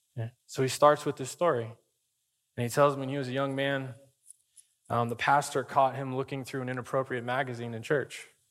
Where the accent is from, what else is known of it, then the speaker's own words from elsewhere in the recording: Arizona, United States; I grew up in Arizona